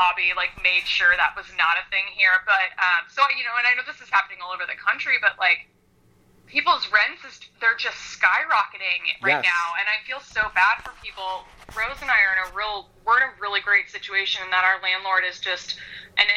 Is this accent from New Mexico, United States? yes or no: no; Kansas City suburb, United States; moved away as an adult; now in Chicago, United States; I was mostly raised in Kansas City, so I lived in a suburb on like the northeast side of Kansas